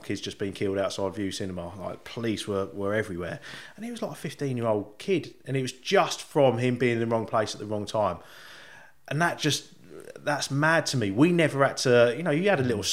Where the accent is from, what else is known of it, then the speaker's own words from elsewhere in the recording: Sandy, East of England, United Kingdom; where I grew up in Sandy, that was a big, there was a big traveller community